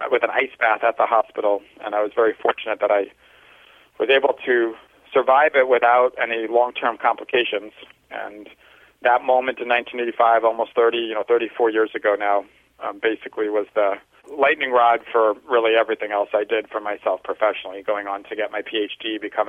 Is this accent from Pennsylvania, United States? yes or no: no; Long Island, New York, United States; When I was a 16-year-old high school track athlete, I was from Long Island